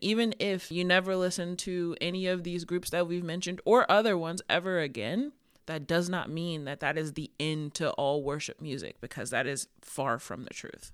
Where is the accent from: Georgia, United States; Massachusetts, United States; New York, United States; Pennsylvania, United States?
Georgia, United States; I'm from Georgia, so Bible Belt.